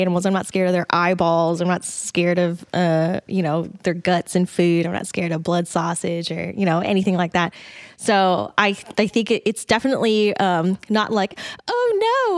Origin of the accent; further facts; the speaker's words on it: Dallas, Texas, United States; also born or lived in Atlanta; now in Austin, United States; I grew up, I'm from Dallas